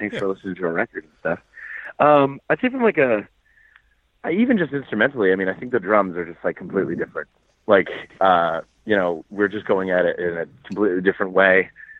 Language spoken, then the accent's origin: English; Boston, Massachusetts, United States; Yeah, I'm from Boston.